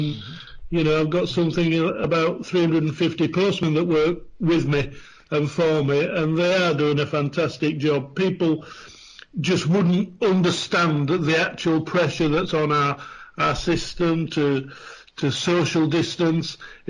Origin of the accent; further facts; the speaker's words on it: Yorkshire and the Humber, United Kingdom; I'm a Yorkshireman.